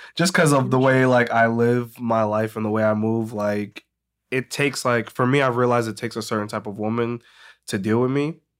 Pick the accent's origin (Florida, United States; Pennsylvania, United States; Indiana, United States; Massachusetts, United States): Massachusetts, United States; Medway; moved away as an adult; also born or lived in Boston; grew up in Medway, Massachusetts.